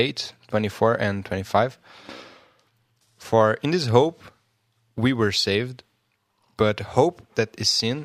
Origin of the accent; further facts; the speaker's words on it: Brazil; I'm from Brazil, and in Portuguese